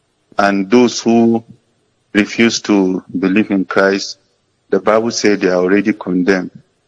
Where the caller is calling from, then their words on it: Jos, Plateau, Nigeria; I'm calling from Jos.